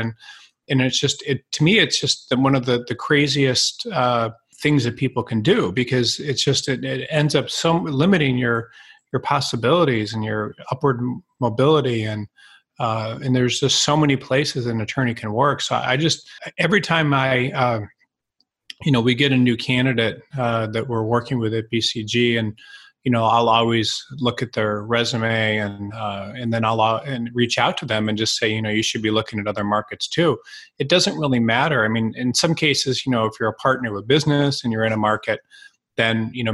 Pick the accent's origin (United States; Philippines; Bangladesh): United States; Detroit, Michigan; I'm from Detroit